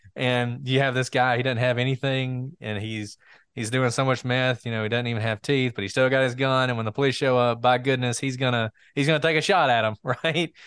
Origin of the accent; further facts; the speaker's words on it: Walker County, Alabama, United States; I'm from Walker County